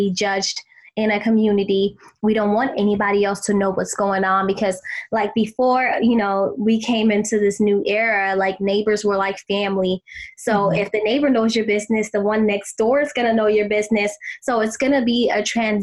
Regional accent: South Africa; moved away; I was actually born and raised in South Africa

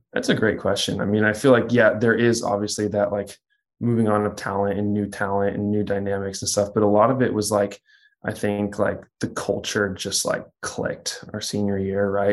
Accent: Kansas, United States; moved away; also born or lived in Texas; I grew up in Kansas

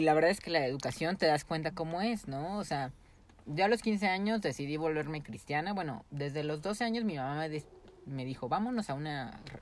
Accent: Mexico; somos un pueblo muy

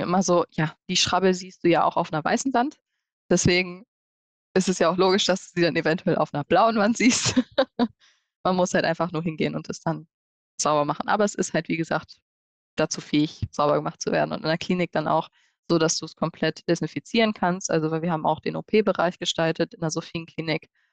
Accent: Hanover, Lower Saxony, Germany; wir kommen ja alle aus Hannover und haben da ja studiert, haben auch unser Büro

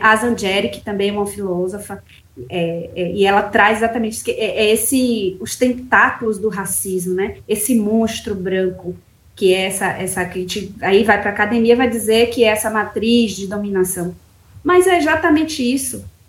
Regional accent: Bahia, Brazil; moved away; also born or lived in Brasília; eu sou da Bahia, fui para Brasília é, sozinha

